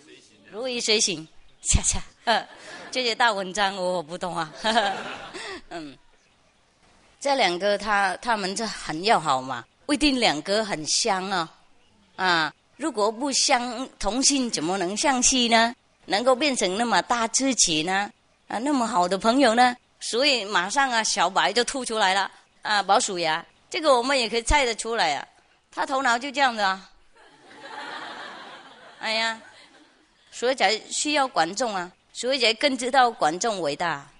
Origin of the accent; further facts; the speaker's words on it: China; 呃，我们中国人都知道这些故事啦